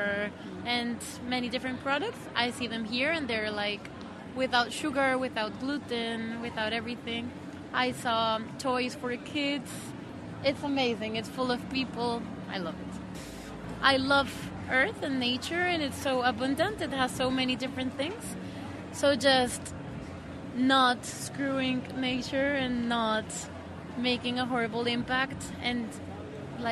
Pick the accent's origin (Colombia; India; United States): Colombia; moved away; I come from Colombia.